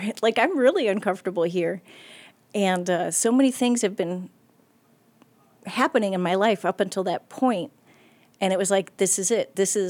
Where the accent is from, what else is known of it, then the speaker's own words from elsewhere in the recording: Akron, Ohio, United States; Oh, yeah. So I was born in Akron. I have three sisters.